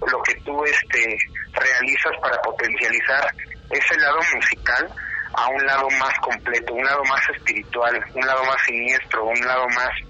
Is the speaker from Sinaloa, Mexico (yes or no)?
no; Mexico City, Mexico; born or raised there